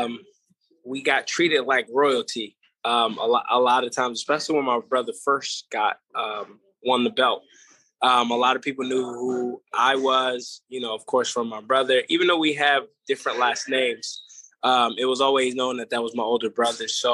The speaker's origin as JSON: {"language": "English", "town": "Baltimore", "region": "Maryland", "country": "United States", "tie": "born or raised there", "also_born_or_lived": "Philadelphia", "moved": "as an adult", "lives_now": "Las Vegas, United States", "said": "growing up in Baltimore, I went to a lot of Muslim schools, Islamic schools, private schools, a lot of religious schools"}